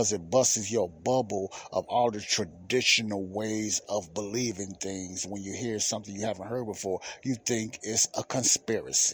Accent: United States; America is the country I was born

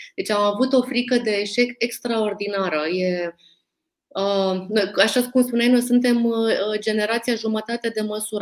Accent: Romania; noi, ca români

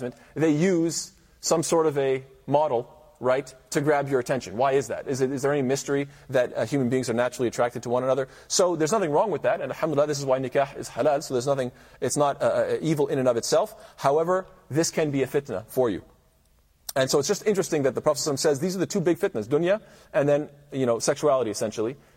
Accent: Canada; as a Canadian

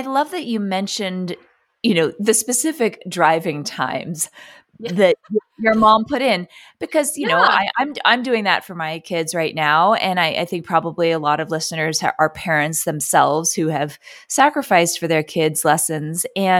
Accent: New York City, New York, United States; I grew up in New York City

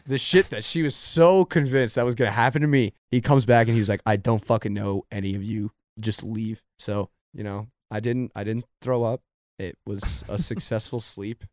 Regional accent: Maryland, United States; we're both from Maryland

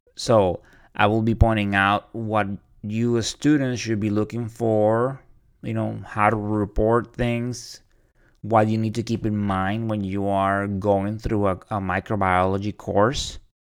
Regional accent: Puerto Rico; moved away as an adult; also born or lived in Orlando, Florida; I am originally from Puerto Rico. I was born and raised there until I joined the Navy.

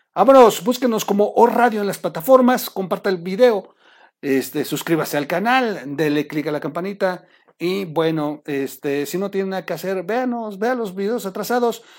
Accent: Mexico; nos acaban de joder como mexicanos

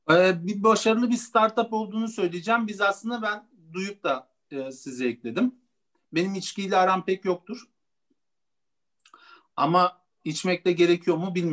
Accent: Turkey; biz de Gürcü asıllıyız. Gürcistan asıllıyız. Yani o, Türkiye'de doğma, doğdum

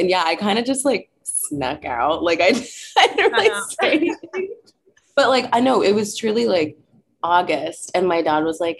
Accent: Carmel, Indiana, United States; moved away; So I grew up in Carmel, Indiana. It's a little suburb of Indianapolis, just north.

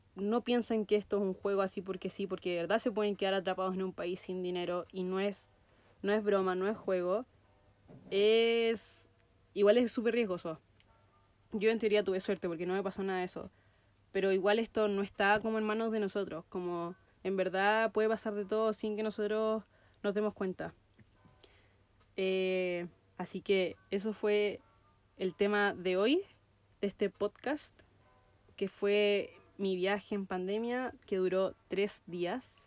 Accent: Chile; first language Spanish; also born or lived in New Zealand; estoy en Chile, estoy pisando suelo chileno

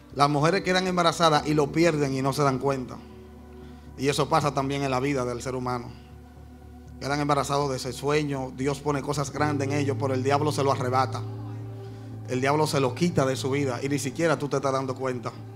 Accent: Dominican Republic; Yo como dominicano

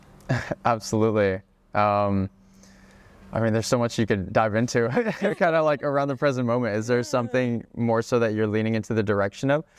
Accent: Hawaii, United States; moved away as an adult; also born or lived in Czech Republic / Oregon; I am originally from the Czech Republic, but I moved to Hawaii when I was about five years old, uh, which was the most incredible place to grow up.

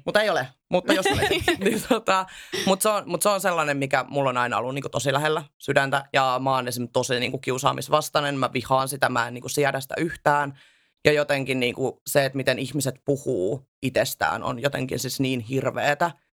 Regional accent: Southern Finland, Finland; Mä en edes asu missään Lapissa. Mä oon ihan siis Etelä-Suomesta

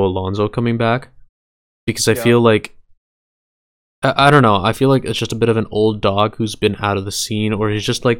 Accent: Canada; we're Canadian.

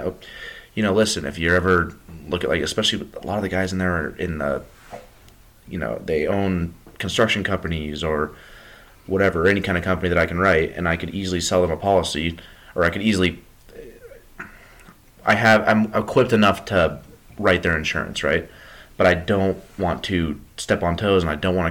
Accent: Berthoud, Colorado, United States; when I was in Berthoud, my hometown

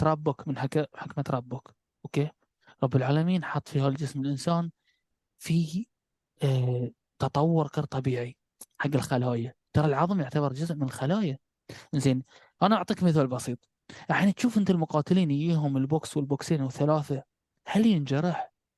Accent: Bahrain; احنا عندنا في البحرين نقول نكسر من المجاريف

